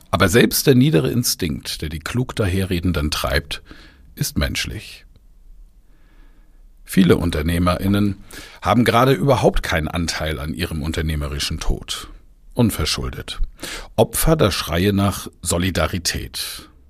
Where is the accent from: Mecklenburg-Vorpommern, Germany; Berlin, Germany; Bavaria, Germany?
Bavaria, Germany; Bamberg; durch die Innenstadt meiner Heimatstadt Bamberg gefahren bin